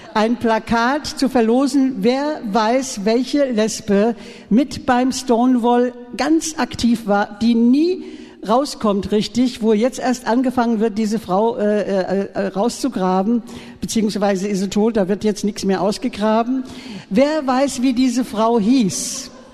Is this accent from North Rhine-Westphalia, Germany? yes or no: no; Frankfurt am Main, Hesse, Germany; moved away as an adult; now in Berlin, Germany; Ich komme aus Frankfurt am Main früher